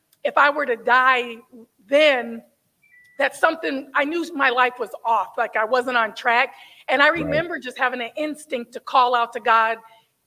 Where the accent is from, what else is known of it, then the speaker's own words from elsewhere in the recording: San Diego, California, United States; I am originally from Southern California. I was raised in San Diego, California.